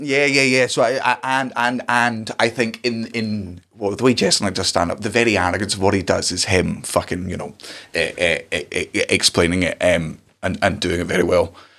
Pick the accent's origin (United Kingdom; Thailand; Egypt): United Kingdom; Scotland; as a Scottish person